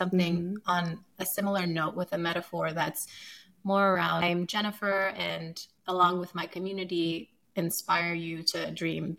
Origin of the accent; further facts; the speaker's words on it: Sierra Leone; also born or lived in Ukraine; now in United States; I was born in Ukraine. I grew up in Sierra Leone during a war.